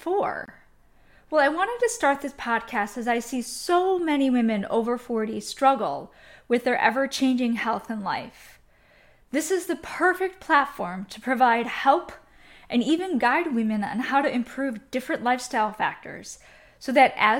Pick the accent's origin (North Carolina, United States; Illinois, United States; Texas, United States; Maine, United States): Illinois, United States; Chicago; moved away as an adult; also born or lived in Miami / New York / Milwaukee; I moved to Miami, New York, Milwaukee, growing up in Chicago